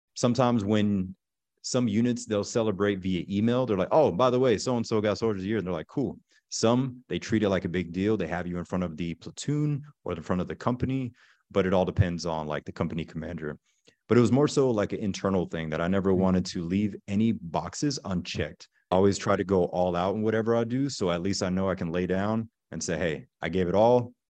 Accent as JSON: {"language": "English", "town": "Pensacola", "region": "Florida", "country": "United States", "tie": "born or raised there", "also_born_or_lived": "Germany", "said": "I'm originally from Pensacola, Florida. So, the panhandle in Florida. As a child, we grew up in Germany for a couple years because my dad was Army and my mother is German."}